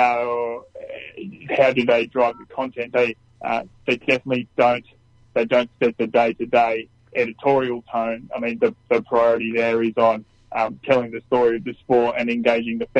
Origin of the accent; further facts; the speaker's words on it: Newcastle, New South Wales, Australia; I grew up in Newcastle, not too far at all from where the track is in town